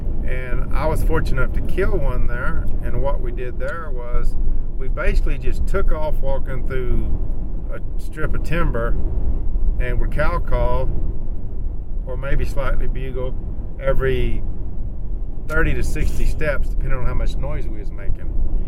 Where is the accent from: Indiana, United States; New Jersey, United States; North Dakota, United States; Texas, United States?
Texas, United States; Well, I come from Texas, so of course we don't have elk in Texas.